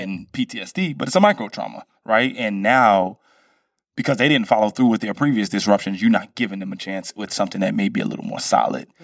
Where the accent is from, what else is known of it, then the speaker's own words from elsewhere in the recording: Brooklyn, New York, United States; I'm from Brooklyn